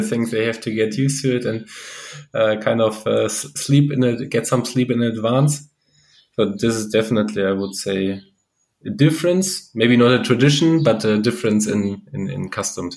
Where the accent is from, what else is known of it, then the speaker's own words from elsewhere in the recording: Lemgo, North Rhine-Westphalia, Germany; moved away; also born or lived in Stuttgart; my hometown, Lemgo